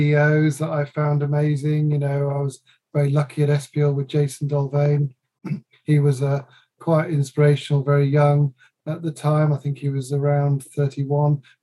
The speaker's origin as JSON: {"language": "English", "region": "England", "country": "United Kingdom", "also_born_or_lived": "Dusseldorf", "said": "I'm really English, but my mother has put lots of Dutchness"}